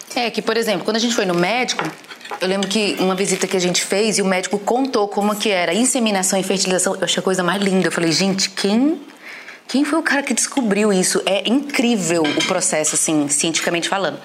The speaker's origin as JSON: {"language": "Portuguese", "town": "Recife", "region": "Pernambuco", "country": "Brazil", "tie": "born or raised there", "also_born_or_lived": "Fortaleza", "moved": "as an adult", "lives_now": "Montemor, Brazil", "said": "sou de Recife. Na verdade, nasci em Fortaleza, mas fui criada em Recife e parei aqui por causa do Ângelo"}